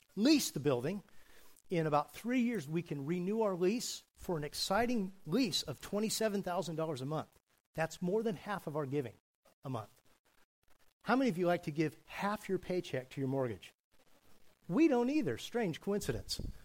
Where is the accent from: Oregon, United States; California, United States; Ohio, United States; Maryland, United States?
California, United States; I was raised in California